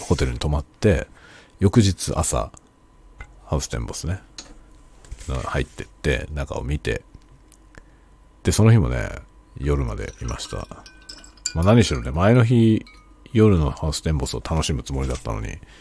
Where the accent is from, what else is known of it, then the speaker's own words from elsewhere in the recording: Tokyo, Japan; moved away; 僕の実家は東京都にあるんで、まあ、東京都のあの23区じゃない、えー、外ですね